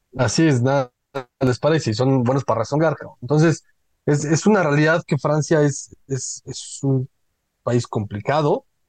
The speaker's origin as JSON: {"language": "Spanish", "country": "Mexico", "said": "Todos somos mexicanos"}